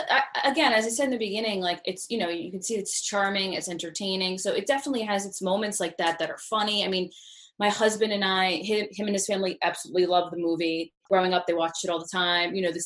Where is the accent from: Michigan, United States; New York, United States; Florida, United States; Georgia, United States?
New York, United States; Hudson Valley; We both grew up in New York, but Rosella grew up in Brooklyn and I grew up in the Hudson Valley.